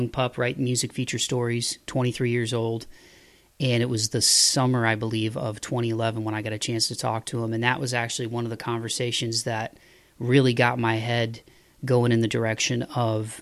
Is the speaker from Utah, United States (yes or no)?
no; Toledo, Ohio, United States; now in Nashville, United States; I am a, 419er till I die, growing up in Toledo, Ohio.